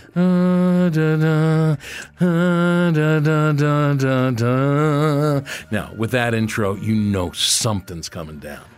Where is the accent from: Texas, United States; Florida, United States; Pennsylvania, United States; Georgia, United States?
Pennsylvania, United States; Philadelphia; moved away as an adult; also born or lived in Los Angeles; growing up in Philadelphia was a certain flavor